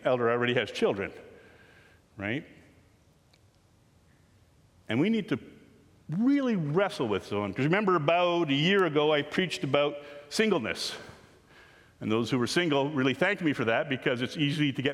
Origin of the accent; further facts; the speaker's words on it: Canada; We are Canadian people following Jesus